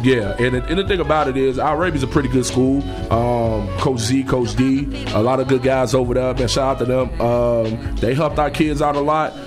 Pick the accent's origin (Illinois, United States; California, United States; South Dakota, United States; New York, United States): Illinois, United States; Chicago; I'm from the West Side